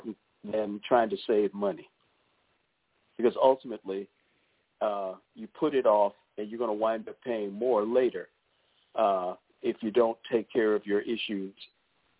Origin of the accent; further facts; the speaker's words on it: Maryland, United States; moved away as an adult; now in North Carolina, United States; We're originally from the Maryland area